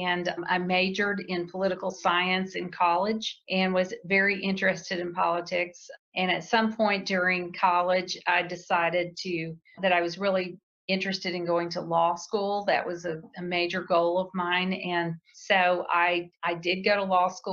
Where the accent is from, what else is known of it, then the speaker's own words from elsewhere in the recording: Texas, United States; moved away as an adult; also born or lived in Oklahoma; I was born in Texas